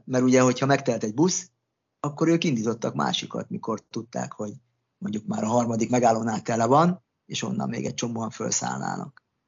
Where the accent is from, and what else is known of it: Hungary; moved away as an adult; also born or lived in Australia